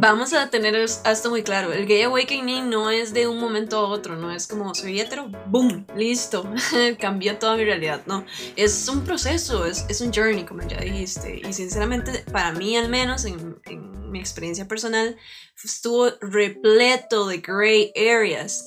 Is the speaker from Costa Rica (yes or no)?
yes; Turrialba, Cartago, Costa Rica; yo nací, bueno, en Turrialba, Costa Rica, pero siempre viví en un lugar muy, muy rural. Yo soy de, originaria ahí de 3X